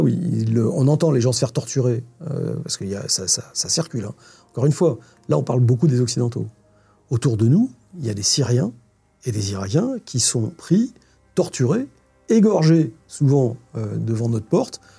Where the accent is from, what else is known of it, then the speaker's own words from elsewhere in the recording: France; On a cette chance, en tant que Français